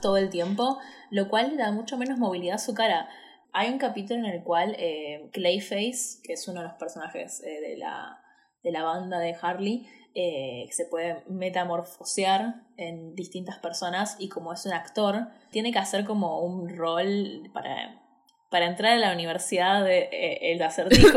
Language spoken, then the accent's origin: Spanish; Buenos Aires, Argentina; soy una boluda de Buenos Aires.